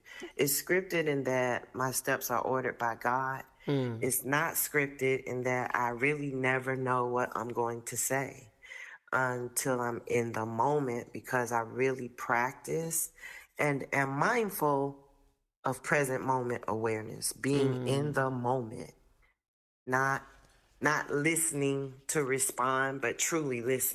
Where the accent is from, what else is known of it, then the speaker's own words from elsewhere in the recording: Fort Lauderdale, Florida, United States; moved away as an adult; now in Washington, D.C., United States; I'm originally from South Florida, Fort Lauderdale